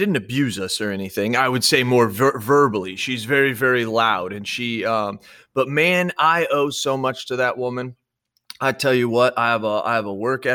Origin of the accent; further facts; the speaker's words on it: Illinois, United States; also born or lived in Washington; When we moved from Washington to Illinois, we drove down to actually Arizona, Phoenix, Arizona, and then up to Illinois.